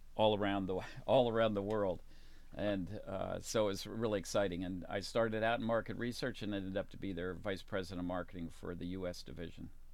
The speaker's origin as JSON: {"language": "English", "town": "Baltimore", "region": "Maryland", "country": "United States", "tie": "born or raised there", "said": "I was raised in Baltimore, Maryland"}